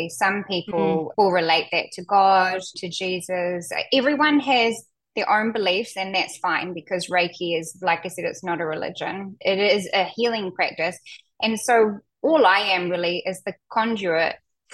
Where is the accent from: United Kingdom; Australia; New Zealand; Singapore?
New Zealand; moved away as an adult; also born or lived in North Island, New Zealand; now in Portland, United States; Yes, I'm a Kiwi. I'm from New Zealand.